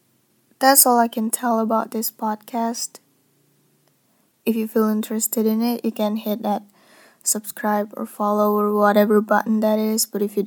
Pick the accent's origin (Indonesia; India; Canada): Indonesia; English is a second language; I'm not an English native speaker and I've never been to English speaking country. I was born and raised in Indonesia and I don't even have passport, means that I've never go out from this country.